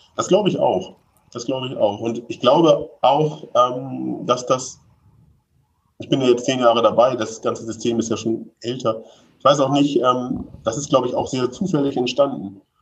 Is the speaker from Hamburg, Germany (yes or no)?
yes; Hamburg, Germany; ich aus Hamburg, ich, also bin schon so ein bisschen Stadtkind